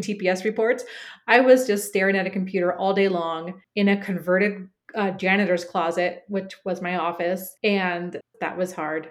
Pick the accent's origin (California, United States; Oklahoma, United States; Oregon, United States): Oregon, United States; Portland; moved away as an adult; Cooper, my son, and I moved back to my hometown of Portland, Oregon.